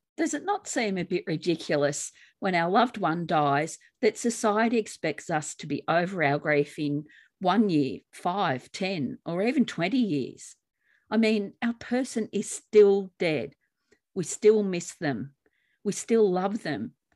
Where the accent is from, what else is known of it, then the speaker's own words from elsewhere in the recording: Australia; in Australia, we say tomatoes.